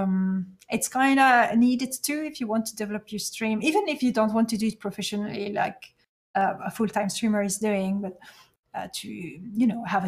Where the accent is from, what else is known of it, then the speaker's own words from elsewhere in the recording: Belgium; first language French; English is a second language; I'm from Belgium